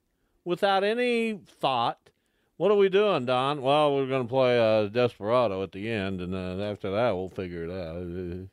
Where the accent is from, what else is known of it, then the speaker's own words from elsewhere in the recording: Wichita, Kansas, United States; I grew up in Lawrence Dumont before that Lawrence Stadium.